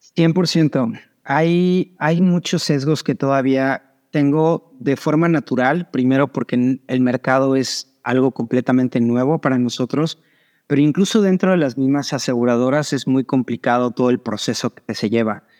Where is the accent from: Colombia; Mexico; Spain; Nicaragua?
Mexico; moved away as an adult; now in Miami, United States; ahora vivo en Miami, pero soy mexicano, nací y crecí en México.